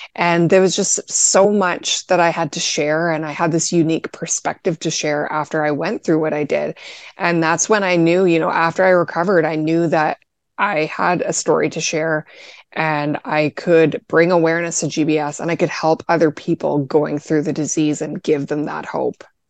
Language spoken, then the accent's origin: English; Canada; I'm actually Canadian